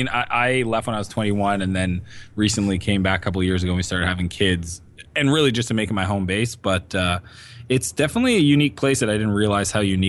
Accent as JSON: {"language": "English", "town": "Riverview", "region": "New Brunswick", "country": "Canada", "tie": "born or raised there", "also_born_or_lived": "San Francisco", "moved": "as an adult", "said": "Born in Moncton, actually Riverview across the river."}